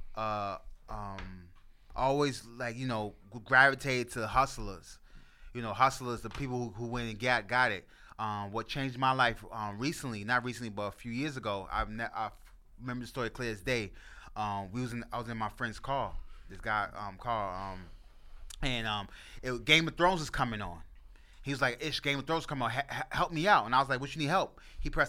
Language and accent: English; New York City, New York, United States; I'm from the Bronx. I'm from the part where, you know, you don't want to go by.